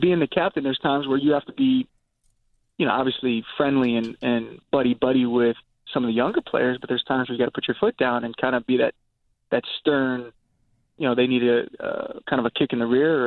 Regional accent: Virginia, United States; growing up in Virginia

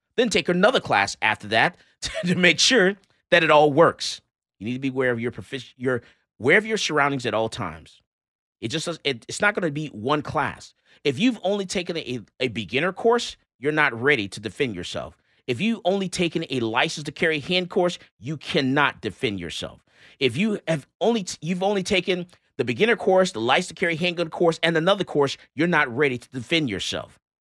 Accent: Missouri, United States; I'm from Missouri. They show me state.

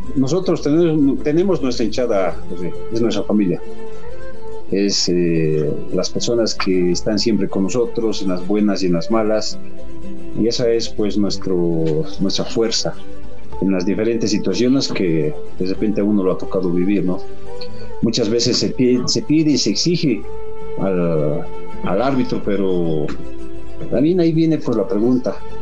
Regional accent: Bolivia; nosotros como bolivianos

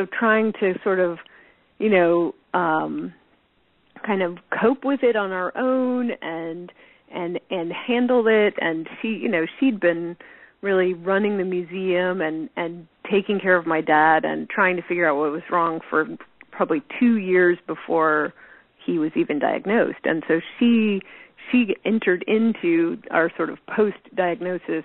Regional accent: Tinkertown, New Mexico, United States; moved away as an adult; also born or lived in Los Angeles; growing up in Tinkertown

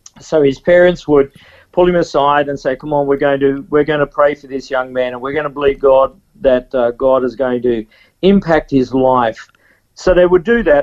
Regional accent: Toowoomba, Queensland, Australia; also born or lived in Dalby, Queensland; I was about 5 years old, and we actually moved from there to another country town called Toowoomba

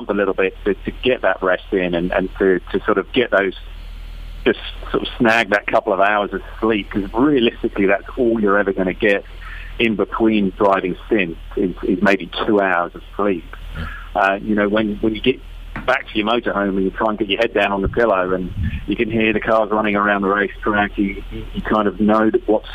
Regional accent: United Kingdom; I'm British

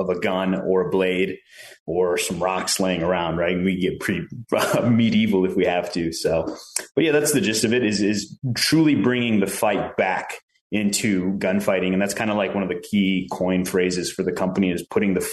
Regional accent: Chicago, Illinois, United States; also born or lived in Prescott, Arizona; now in Phoenix, United States; I grew up in Chicago and my whole life there was just a gamble, but a fun one

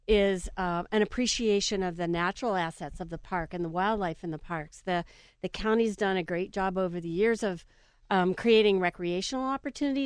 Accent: California, United States; moved away as an adult; also born or lived in Pennsylvania; now in Pittsburgh, United States; I grew up in California

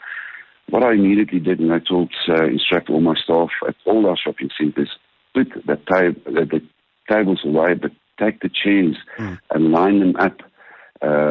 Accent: Bushbuckridge, Mpumalanga, South Africa; I grew up in Bushbuck Ridge

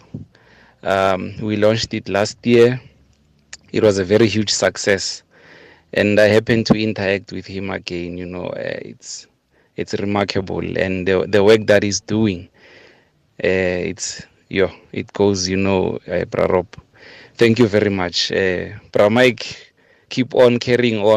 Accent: Mamelodi, Gauteng, South Africa; I'm from Mamelodi.

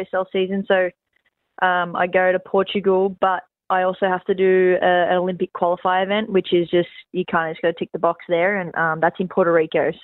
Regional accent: Central Coast, New South Wales, Australia; home on the Central Coast is definitely where my heart is

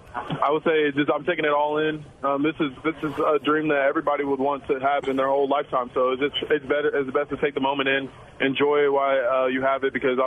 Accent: Kansas City, United States; it's crazy because I grew up in Kansas City.

